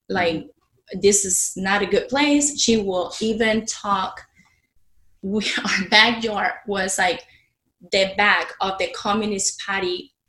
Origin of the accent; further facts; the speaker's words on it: Cuba; now in United States; growing up in Cuba, I was born into communism already